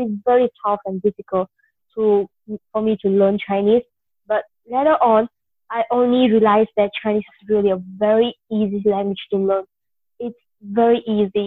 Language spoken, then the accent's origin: English; India; moved away; I'm basically an Indian